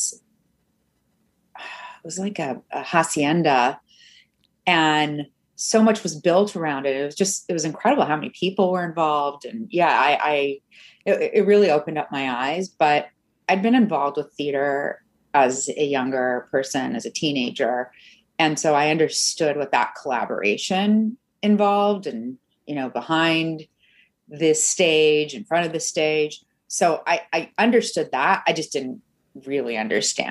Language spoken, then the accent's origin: English; Canada; moved away; also born or lived in Mexico City, Mexico; I'm Canadian